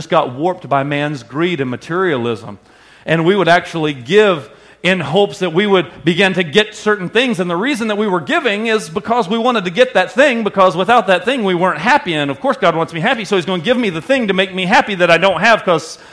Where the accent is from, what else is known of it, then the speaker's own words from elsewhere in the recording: the South, United States; now in Wisconsin, United States; what I grew up understanding in the South